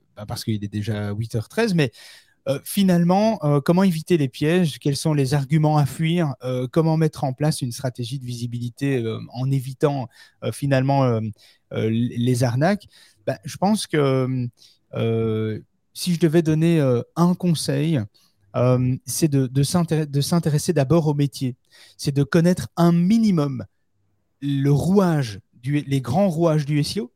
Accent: Belgium; chez nous en Belgique

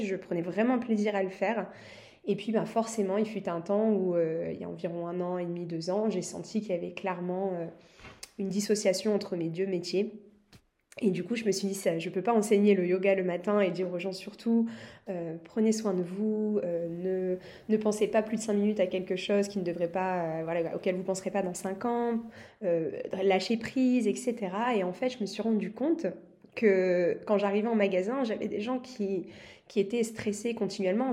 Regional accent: France; je suis française, j'adore mon pays

